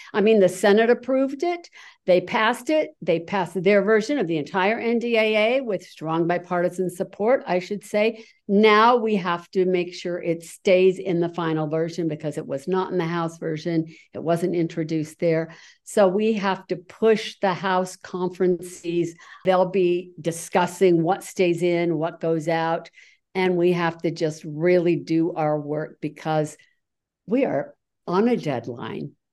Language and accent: English; Utah, United States; Utah, that's me